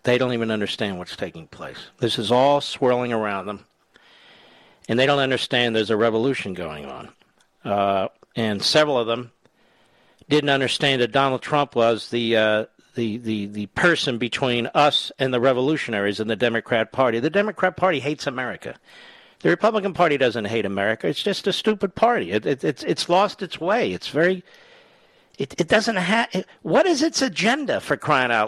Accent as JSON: {"language": "English", "town": "Philadelphia", "region": "Pennsylvania", "country": "United States", "tie": "born or raised there", "said": "Philadelphia, Pennsylvania, the great WPHT. My hometown"}